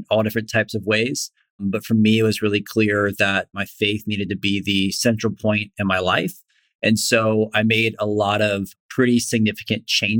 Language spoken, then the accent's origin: English; Florida, United States; I grew up in Florida